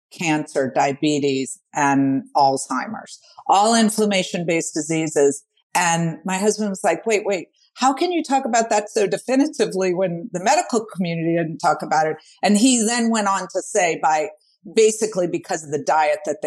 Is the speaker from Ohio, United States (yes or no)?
no; New Orleans, Louisiana, United States; born or raised there